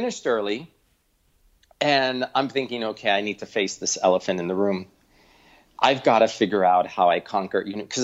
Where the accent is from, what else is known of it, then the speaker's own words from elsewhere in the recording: Miami, Florida, United States; moved away as an adult; also born or lived in Ithaca, New York; now in New York City, United States; I grew up in Miami, Florida